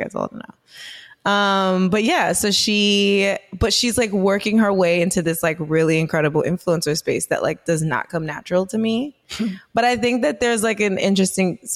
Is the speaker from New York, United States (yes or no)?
yes; New York, United States; I'm born and raised in New York